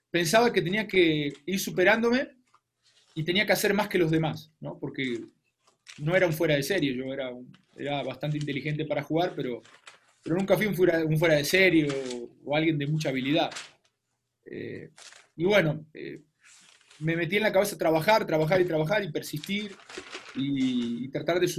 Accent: Argentina; now in Mexico

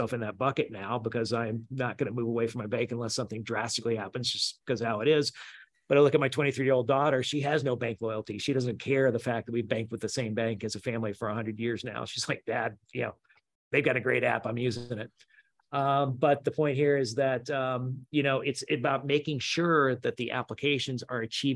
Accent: Memphis, Tennessee, United States; I'm from Memphis, Southern redneck

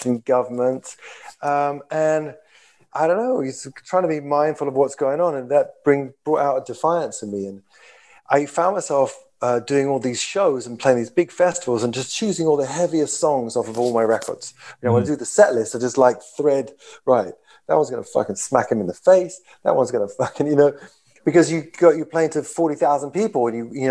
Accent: London, United Kingdom; I come from London, all of us from London

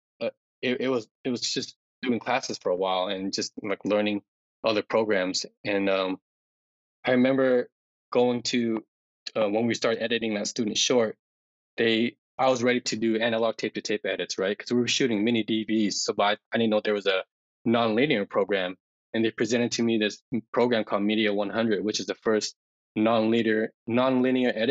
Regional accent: Denver, Colorado, United States; I was born and raised in Denver.

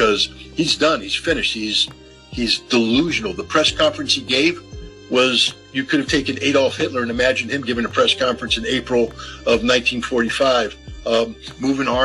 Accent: United States; as an American

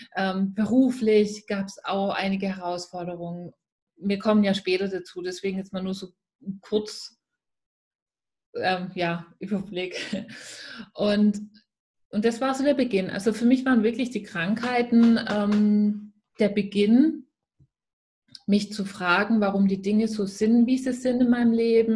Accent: Swabia, near Stuttgart, Baden-Württemberg, Germany; accent: Swabian; der eine oder andere hört es natürlich sehr schnell. Ich komme aus dem Schwäbischen und zwar aus der Nähe von Stuttgart. Dort ähm, bin ich auch gebürtig her

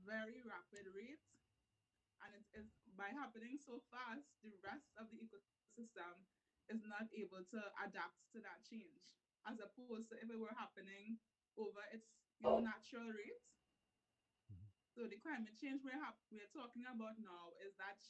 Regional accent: Trinidad & Tobago; I am a Trinidadian podcaster. So I'm based in Trinidad

